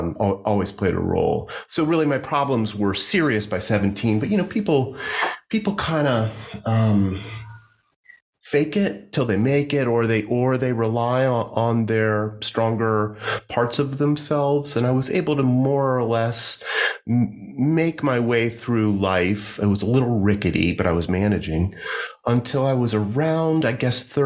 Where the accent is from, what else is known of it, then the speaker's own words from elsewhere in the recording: Hampton Roads region of Virginia, United States; moved away as an adult; also born or lived in Washington, D.C.; now in Richmond, United States; I grew up in the Hampton Roads region of Virginia, near the coast